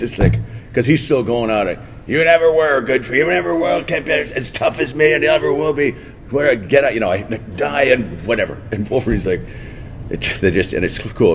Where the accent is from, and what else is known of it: Port Dover, Ontario, Canada; born or raised there; also born or lived in Dublin, Ireland